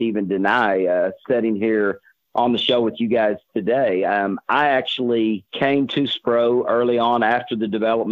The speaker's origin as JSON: {"language": "English", "area": "Table Rock Lake", "region": "Missouri", "country": "United States", "tie": "born or raised there", "said": "I grew up throwing here on Table Rock"}